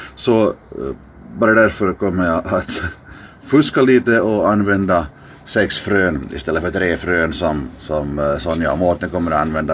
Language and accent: Swedish; Dalsbruk, Southwest Finland, Finland; now in Helsinki, Finland; har jag vuxit upp på landet